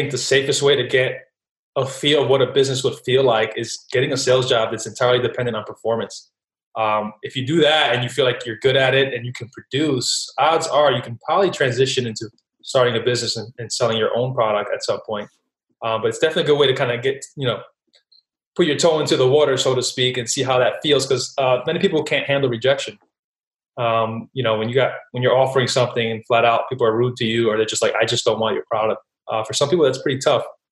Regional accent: Newark, New Jersey, United States; Was born and raised in Newark, New Jersey

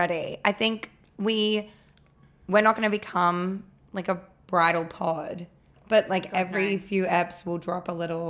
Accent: Melbourne, Victoria, Australia; moved away; I'm from Melbourne.

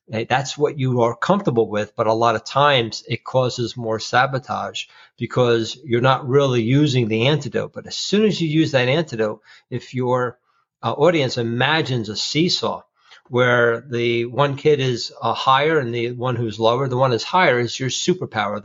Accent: New Jersey, United States; I'm from Jersey

